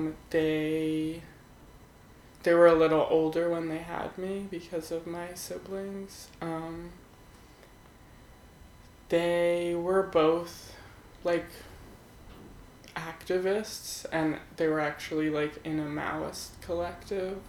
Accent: New Jersey, United States; also born or lived in Philadelphia, Pennsylvania; now in New York City, United States; I was born in Philadelphia, and I grew up in the suburbs of Philly in New Jersey, South Jersey.

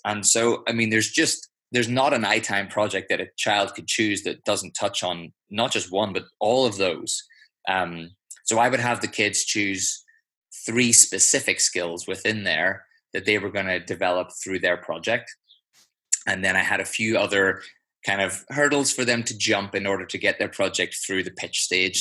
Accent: just outside of Belfast, Northern Ireland, United Kingdom; accent: Irish; also born or lived in London; now in Switzerland; grew up uh, just outside of Belfast

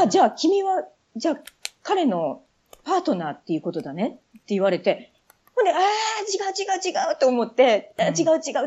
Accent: Yamatokoriyama, Nara, Japan; born or raised there; moved away as an adult; also born or lived in Toyonaka, Osaka; now in United Kingdom

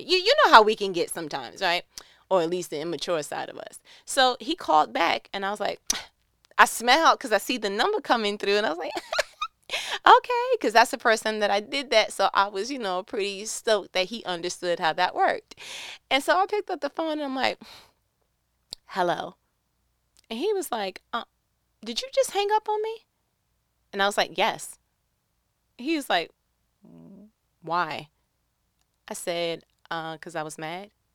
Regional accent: New York, United States; I'm from New York.

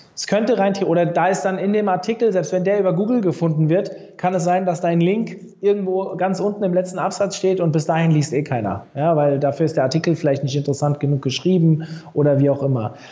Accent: Frankfurt, Hesse, Germany; Ich war früher natürlich als Frankfurter oder Umkreis Frankfurter Eintracht-Fan

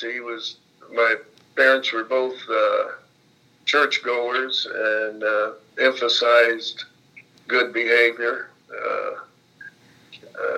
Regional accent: Martinsville, Indiana, United States; now in Anna Maria, United States; growing up in Martinsville is there was no good side, bad side

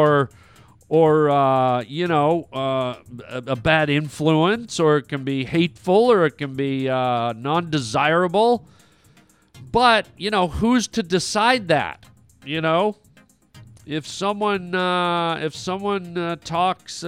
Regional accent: Canada; now in United States; I haven't lived in Canada for many years. That's where I'm from

